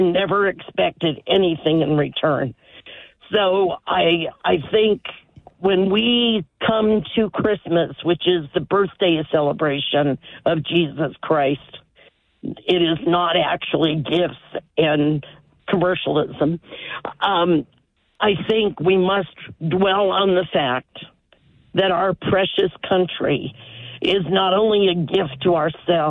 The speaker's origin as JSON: {"language": "English", "country": "United States", "said": "you as an American"}